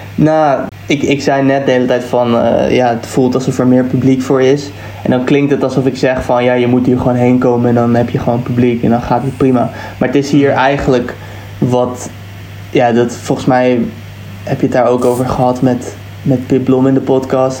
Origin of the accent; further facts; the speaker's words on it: Netherlands; now in England; wij als Nederlanders